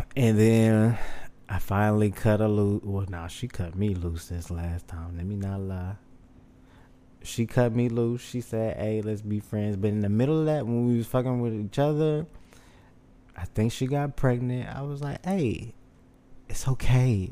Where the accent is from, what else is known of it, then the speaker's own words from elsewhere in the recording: Houston, Texas, United States; born and raised. I was born in Memorial City Hospital.